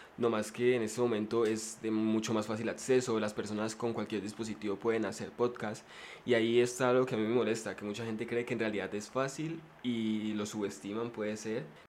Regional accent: Popayán, Cauca, Colombia; yo soy del Cauca, ¿no? Yo soy de, de Popayán, pero mi familia es de un pueblo

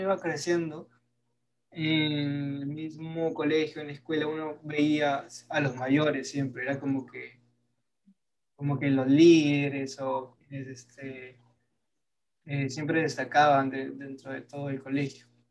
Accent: Peru; soy peruano

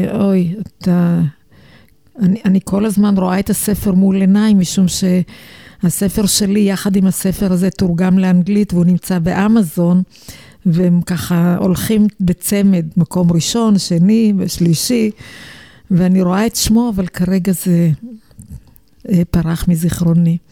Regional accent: Israel; אני ילידת הארץ, הוריי הגיעו מאיראן

